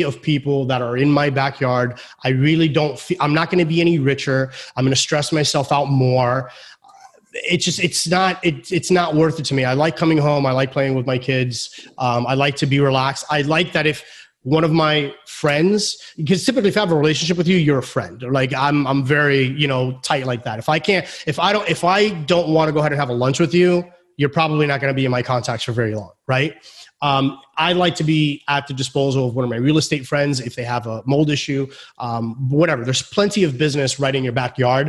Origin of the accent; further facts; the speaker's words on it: Florida, United States; I was born here in Florida